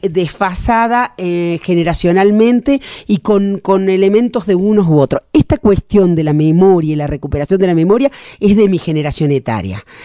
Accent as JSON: {"language": "Spanish", "country": "Argentina", "said": "como hija de inmigrantes, como argentina que nació en los años cincuenta"}